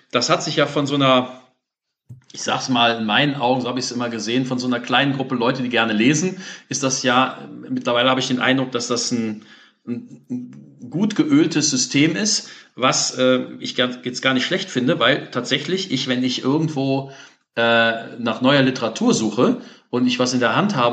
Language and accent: German; Cologne, North Rhine-Westphalia, Germany; als Beispiel jetzt hier als Kölner, ähm, die Mairische Buchhandlung ist ja aufgegangen